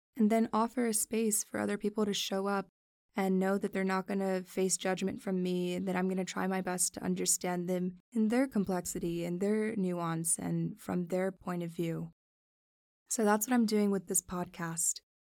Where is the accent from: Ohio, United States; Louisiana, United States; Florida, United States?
Florida, United States; Miami; also born or lived in New York City; I was born in New York City and raised in Miami, Florida